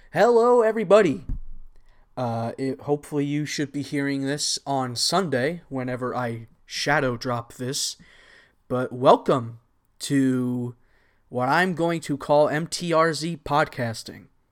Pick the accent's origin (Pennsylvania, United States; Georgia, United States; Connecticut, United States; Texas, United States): Texas, United States; also born or lived in Anaheim area, California; I was actually born in California, and I moved to Texas.